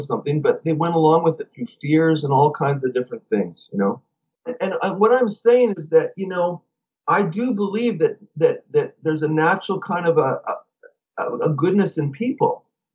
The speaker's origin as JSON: {"language": "English", "country": "Canada", "said": "we're from Canada."}